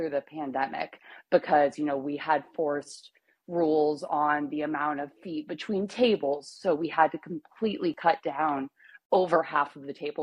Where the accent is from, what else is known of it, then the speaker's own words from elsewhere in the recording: Iowa, United States; moved away as an adult; now in Tennessee, United States; I'm in Tennessee now. I've been here for 5 years, but I grew up in Iowa